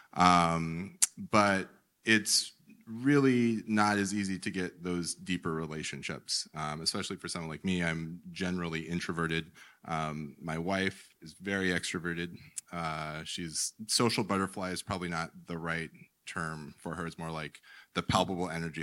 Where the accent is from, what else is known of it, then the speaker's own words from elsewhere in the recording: United States; as an American male